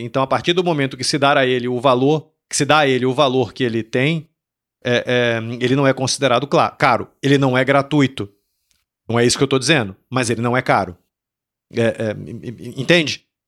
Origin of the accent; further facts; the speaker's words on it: Salvador, Bahia, Brazil; eu sou de Salvador. Em Salvador tinha uma biblioteca